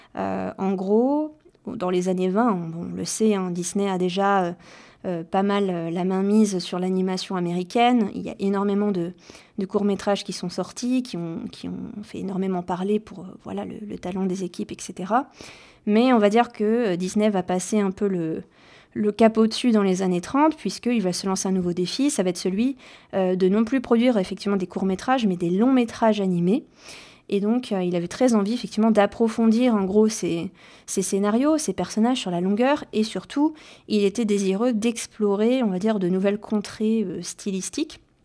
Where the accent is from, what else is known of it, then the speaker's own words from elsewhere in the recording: Rennes, Brittany, France; moved away as an adult; also born or lived in Caen; je suis originaire de Bretagne et après le lycée, donc, euh, je me suis expatriée euh, de Rennes, ma ville natale